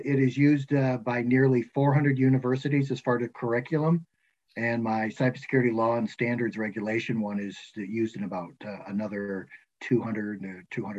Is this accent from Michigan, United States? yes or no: yes; Michigan, United States; now in Georgia, United States; So I live in Georgia. I grew up in Michigan